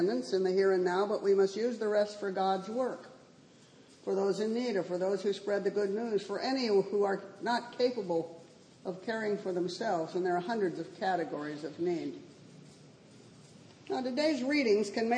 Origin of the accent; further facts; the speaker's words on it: Southern California, United States; moved away; where I grew up in Southern California